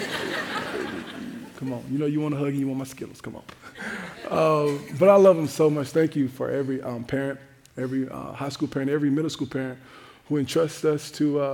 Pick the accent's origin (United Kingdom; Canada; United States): United States; Jacksonville, Florida; now in Minnesota, United States; I'm from Jacksonville, Florida, where we have one season and one temperature that we call hot. To say that life here in Minnesota has been an adjustment